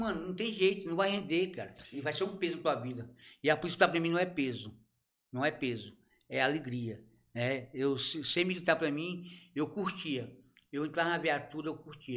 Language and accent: Portuguese; Ceará, Brazil; now in Araguaína, Brazil; sou cearense, não tem nem como dizer que não é